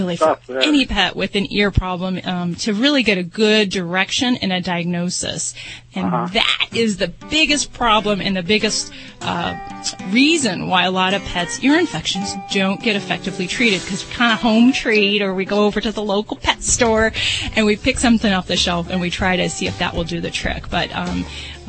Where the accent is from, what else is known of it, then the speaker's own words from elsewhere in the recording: Las Vegas, Nevada, United States; I'm from Vegas